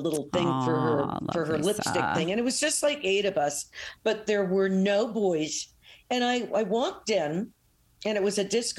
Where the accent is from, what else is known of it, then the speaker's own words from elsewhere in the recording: New York, United States; moved away as an adult; now in California, United States; well, I was born in New York